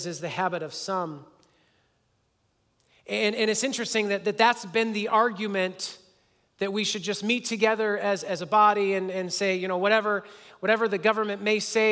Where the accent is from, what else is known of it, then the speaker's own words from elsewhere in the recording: United States; as an American